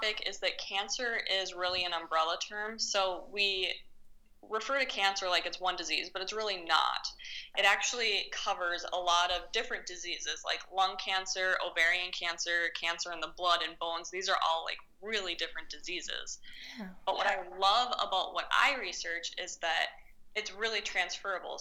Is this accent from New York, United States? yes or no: no; Minnesota, United States; moved away; I come from Minnesota, and we don't have a lot of really, like, big action emergency room cases